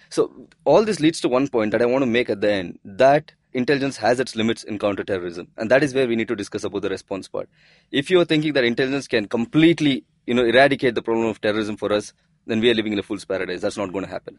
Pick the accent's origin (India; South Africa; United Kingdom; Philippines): India; we as the Indian citizens